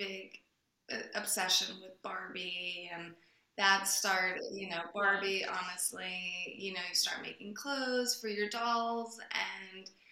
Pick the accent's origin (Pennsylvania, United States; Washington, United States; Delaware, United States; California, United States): Delaware, United States; moved away; also born or lived in New York; I grew up in Delaware, and that's very far away from the film industry